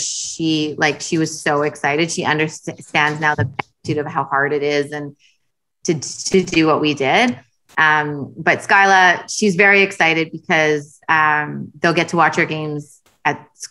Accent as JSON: {"language": "English", "town": "Winnipeg", "region": "Manitoba", "country": "Canada", "tie": "born or raised there", "moved": "as an adult", "lives_now": "Ontario, Canada", "said": "I live in Ontario now because I moved for my husband, but I was born in Winnipeg, so I still represent Winnipeg at the national championship"}